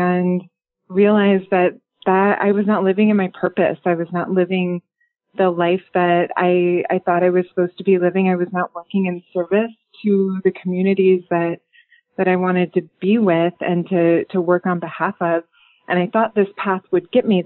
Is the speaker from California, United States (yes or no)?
no; Rockford, Illinois, United States; moved away as an adult; also born or lived in Chicago, Illinois / Southern Indiana; now in Pacific Northwest, United States; I grew up in the Midwest, which is important to me. My whole family is there, Rockford, Illinois